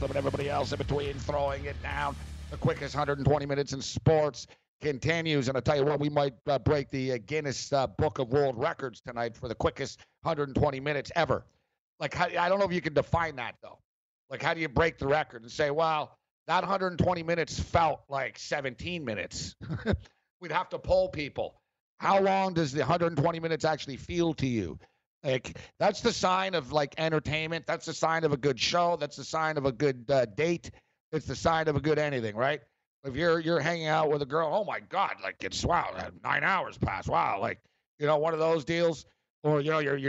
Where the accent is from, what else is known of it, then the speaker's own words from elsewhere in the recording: Montreal, Quebec, Canada; We're both from Montreal. And me and Captain Kirk went to the same high school.